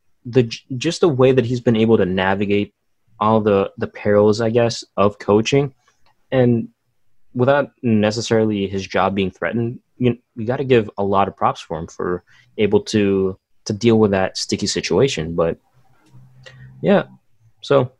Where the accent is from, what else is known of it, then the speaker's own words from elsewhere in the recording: Philippines; I'm Filipino